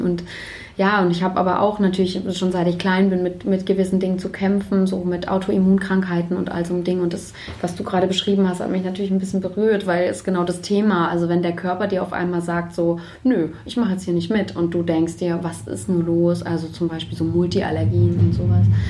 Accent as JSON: {"language": "German", "region": "Baden-Württemberg", "country": "Germany", "tie": "born or raised there", "moved": "yes", "lives_now": "Leipzig, Germany", "said": "Dort, wo ich aber aufgewachsen bin, äh, in, in Baden-Württemberg"}